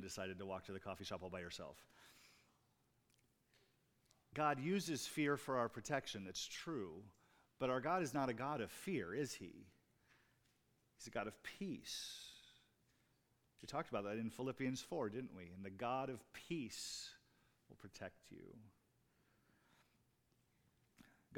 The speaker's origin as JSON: {"language": "English", "region": "Iowa", "country": "United States", "tie": "born or raised there", "said": "I grew up in Iowa"}